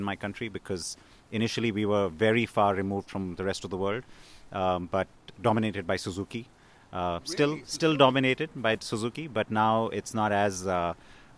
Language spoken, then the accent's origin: English; India; I'm from India